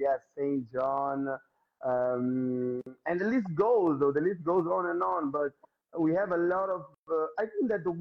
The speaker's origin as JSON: {"language": "English", "country": "Mozambique", "said": "I'm from Mozambique, so there is no way of me escaping my roots"}